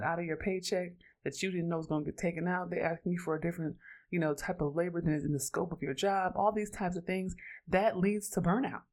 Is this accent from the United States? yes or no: yes; Oakland, California, United States; I'm from Oakland, California, so I grew up around cannabis